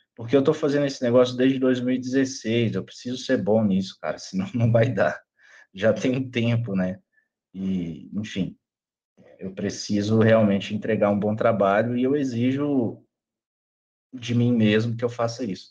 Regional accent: Luziânia, Goiás, Brazil; now in Brasília, Brazil; sou natural de Lusiânia, Goiás, cidade aqui pertinho de Brasília Hoje eu moro aqui em Brasília

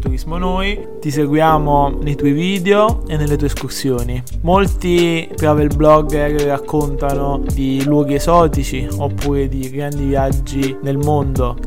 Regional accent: Campania, Italy; da campano

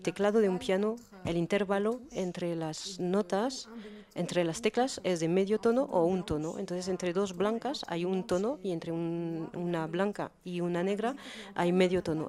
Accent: Beirut, Beirut Governorate, Lebanon; first language French and Arabic; Spanish is a second language; moved away as an adult; now in Paris, France; Yo me crié en Beirut, pero aprendí el francés y el árabe al mismo tiempo, entonces tengo dos idiomas maternos y desde que vivo en Francia

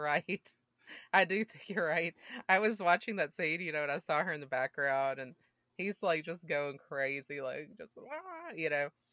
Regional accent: Mississippi, United States; I grew up in Mississippi

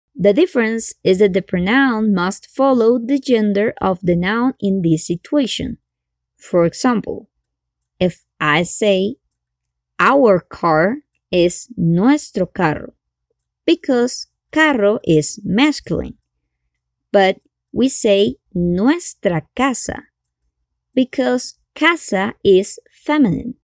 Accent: Colombia; I'm from Colombia

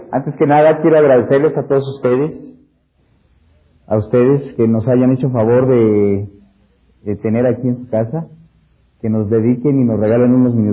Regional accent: Mexico; Eso para nosotros y ustedes como mexicanos también, pues lo vivimos y fue algo importantísimo.

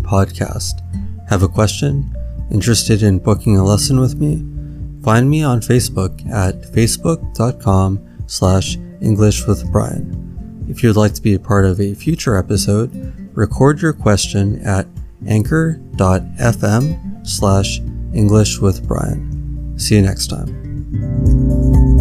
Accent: Los Angeles, California, United States; born or raised there

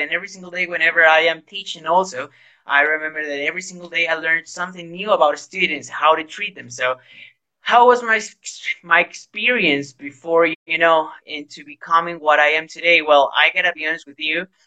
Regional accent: Guayaquil, Guayas, Ecuador; English is a second language; now in Ambato, Ecuador; I am from Guayaquil, but at the moment I am living in Ambato.

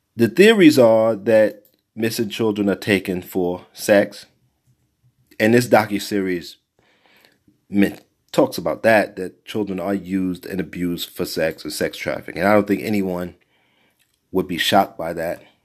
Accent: New York City, New York, United States; growing up in Brownsville

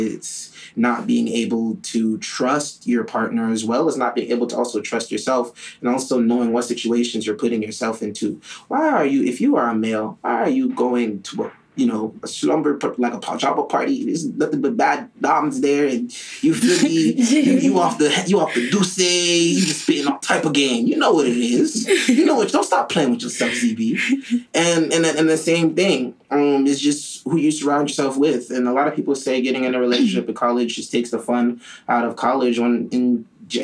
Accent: Miami, Florida, United States; also born or lived in Ghana; I was raised in Miami, but I'm from Ghana

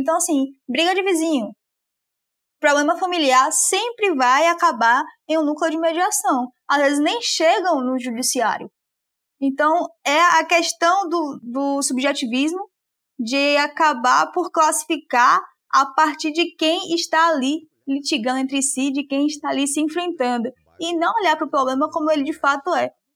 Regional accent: Salvador, Bahia, Brazil; moved away as an adult; now in Aracaju, Brazil; Eu sou de Salvador, mas eu me mudei para Aracaju, onde eu moro hoje, para estudar

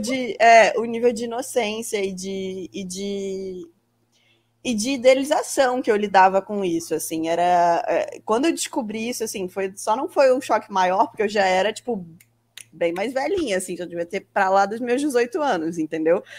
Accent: Brazil; a gente que tá aqui brazucas e tal, morando no Brasil, crescemos no Brasil, estudamos no Brasil

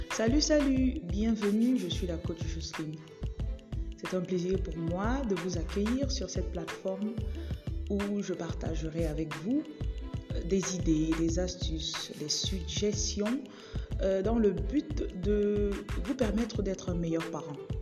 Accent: Bafoussam, West, Cameroon; J'ai grandi au Cameroun, dans la ville de Bafoussam

